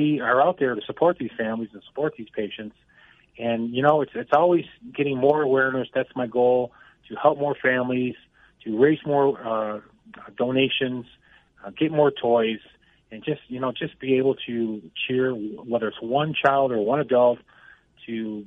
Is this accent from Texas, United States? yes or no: no; Buffalo, New York, United States; moved away as an adult; now in Colorado, United States; I'm from Buffalo, New York